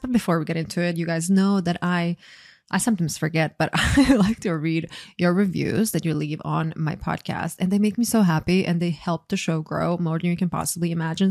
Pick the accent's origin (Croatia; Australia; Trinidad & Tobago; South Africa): Croatia; I grew up in a small country. I'm from Croatia